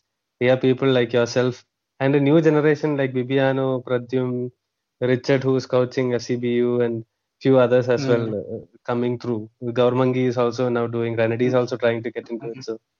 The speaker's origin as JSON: {"language": "English", "region": "Kerala", "country": "India", "said": "I'm from Kerala actually."}